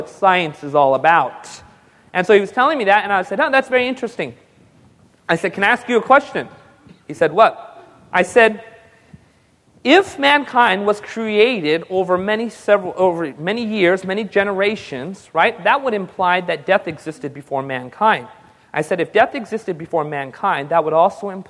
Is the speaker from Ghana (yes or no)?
no; India; I'm just a Hindu because I'm Indian